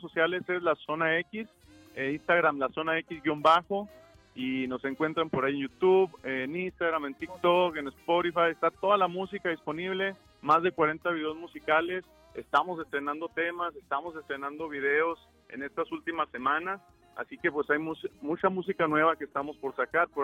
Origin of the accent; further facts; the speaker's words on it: Mexico; also born or lived in Durango / Chihuahua; now in El Paso, United States; nosotros crecimos, nacimos eh, en México